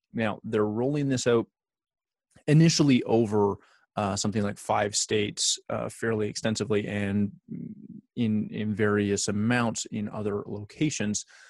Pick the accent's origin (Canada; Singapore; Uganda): Canada; I'm Canadian